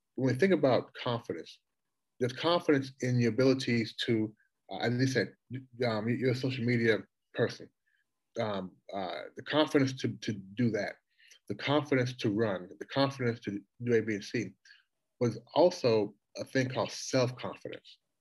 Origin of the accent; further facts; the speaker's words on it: Louisville, Kentucky, United States; moved away as an adult; also born or lived in Toronto, Canada / Washington, D.C.; now in Shanghai, China; going from Toronto to Louisville, where I spent, you know, the vast majority of my life